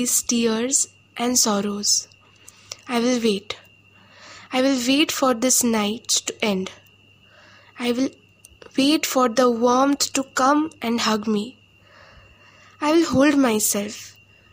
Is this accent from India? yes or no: yes; West Bengal, India; from West Bengal